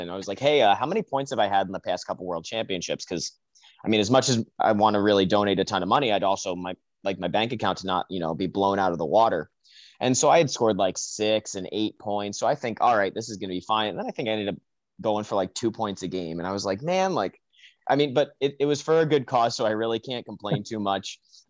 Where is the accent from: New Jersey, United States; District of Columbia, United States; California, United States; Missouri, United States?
New Jersey, United States; we had a pretty good youth organization and youth league out in the Atlantic District, because I'm from New Jersey, and we had, you know, a group of 4 or 5 teams that we played, you know, from when I was 10 to 18, 17, 18.